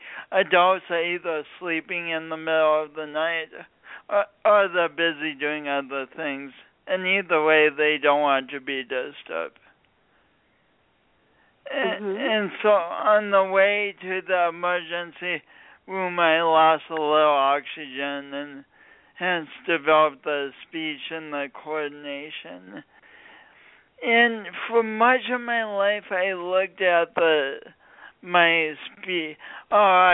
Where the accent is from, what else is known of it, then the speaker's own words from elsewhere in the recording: Midwest, United States; also born or lived in Sioux Falls, South Dakota; now in San Diego, United States; I'm from the Midwest, but this isn't a Midwestern accent